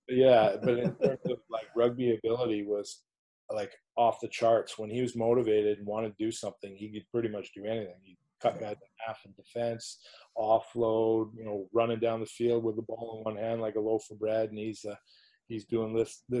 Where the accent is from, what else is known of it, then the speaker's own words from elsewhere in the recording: Squamish, British Columbia, Canada; moved away as an adult; also born or lived in Clermont-Ferrand, France; when I was a kid growing up in Squamish, it was always Kokanee.